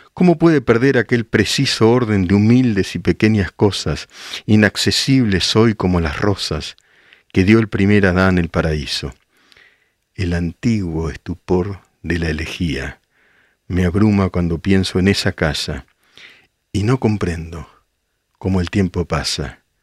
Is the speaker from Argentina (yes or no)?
yes; Argentina; Yo soy argentino